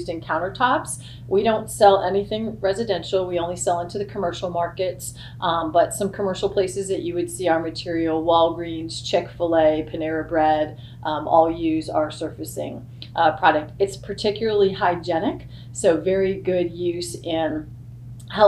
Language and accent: English; Texas, United States; moved away as an adult; now in Kentucky, United States; I've lived all over, but I am from Texas originally, and I worked all over multiple locations in Texas